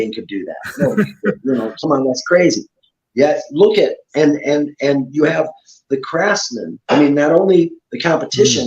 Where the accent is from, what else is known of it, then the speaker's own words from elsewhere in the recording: Ohio, United States; I grew up in Ohio